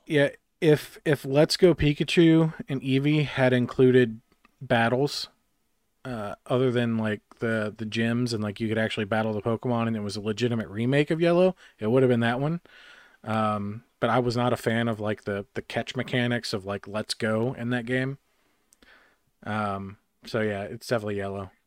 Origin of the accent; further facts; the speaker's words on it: Harrisburg, North Carolina, United States; my hometown of Harrisburg, North Carolina, in the middle of podunk nowhere